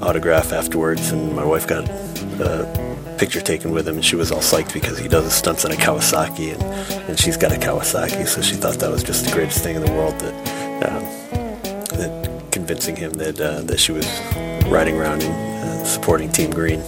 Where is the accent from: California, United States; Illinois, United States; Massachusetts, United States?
Massachusetts, United States; Springfield; I was born in Springfield